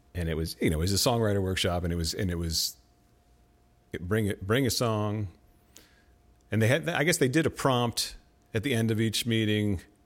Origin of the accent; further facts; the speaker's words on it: Clinton, New Jersey, United States; also born or lived in Hoboken, New Jersey; I grew up in Clinton, New Jersey